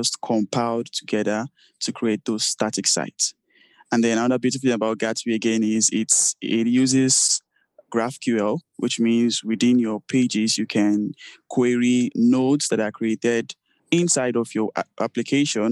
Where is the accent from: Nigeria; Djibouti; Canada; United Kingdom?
Nigeria; I'm from Nigeria